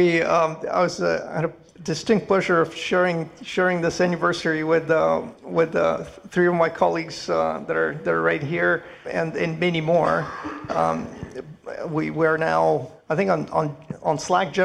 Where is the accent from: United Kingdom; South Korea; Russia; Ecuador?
Russia; Moscow; moved away as an adult; now in Montreal, Canada; studying maths and physics in Moscow, because I'm originally from Moscow, from Russian.